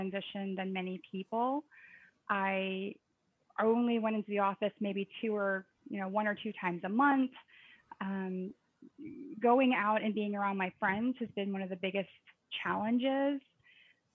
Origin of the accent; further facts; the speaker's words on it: Texas, United States; we grew up in Texas.